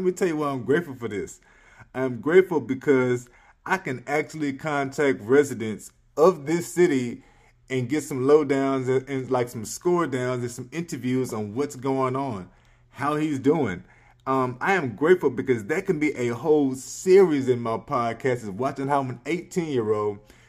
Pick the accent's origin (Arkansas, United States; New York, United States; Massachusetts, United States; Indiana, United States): Arkansas, United States; Earl; I am grateful that my hometown of Earl, Arkansas has voted in the youngest mayor